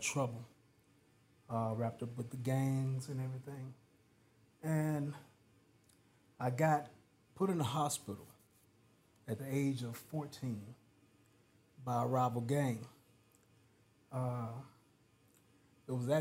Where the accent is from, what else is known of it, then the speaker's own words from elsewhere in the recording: Pine Bluff, Arkansas, United States; I grew up in Pine Bluff, Arkansas